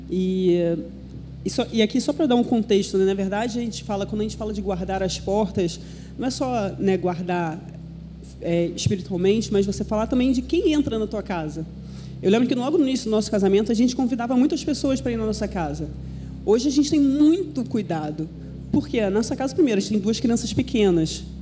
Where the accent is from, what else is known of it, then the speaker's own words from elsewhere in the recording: Belo Horizonte, Minas Gerais, Brazil; Minha mãe era mineira, eu sou mineira também, embora você não perceba meu sotaque, só nas, eu nasci em Belo Horizonte.